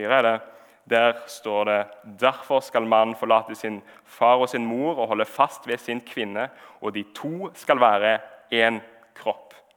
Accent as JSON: {"language": "Norwegian", "town": "Sandnes", "region": "Rogaland", "country": "Norway", "tie": "born or raised there", "said": "jeg er oppvokst eh, i Sandnes"}